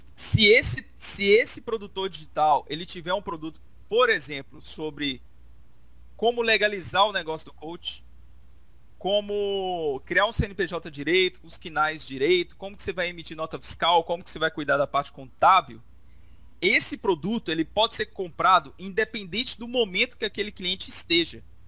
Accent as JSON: {"language": "Portuguese", "country": "Brazil", "said": "Nós somos brasileiros, né? a gente é brasileiro"}